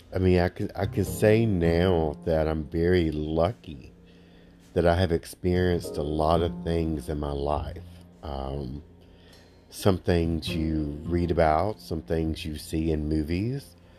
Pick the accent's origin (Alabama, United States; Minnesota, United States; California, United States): Alabama, United States; I'm from Alabama. They don't teach us many English words in the state of Alabama